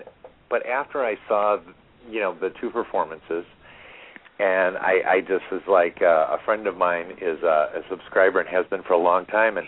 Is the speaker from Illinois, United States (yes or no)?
yes; Rockford, Illinois, United States; I'm born and raised in Rockford.